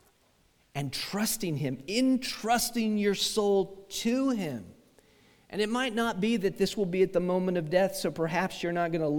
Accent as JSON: {"language": "English", "country": "United States", "said": "as an American"}